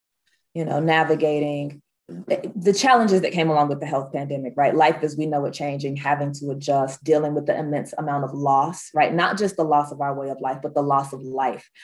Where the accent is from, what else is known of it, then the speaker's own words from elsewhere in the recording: Georgia, United States; here in my home state of Georgia